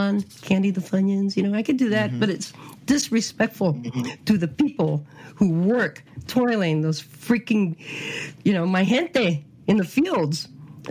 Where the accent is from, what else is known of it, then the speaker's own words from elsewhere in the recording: California, United States; now in Phoenix, United States; I'm a Californian